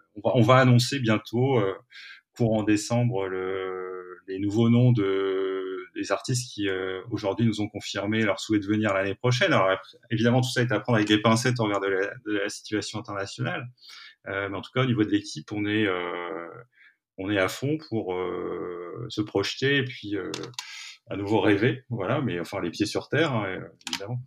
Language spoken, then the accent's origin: French; Aulnoye-Aymeries, Hauts-de-France, France; dans une petite ville qui s'appelle olno emery où j'ai grandi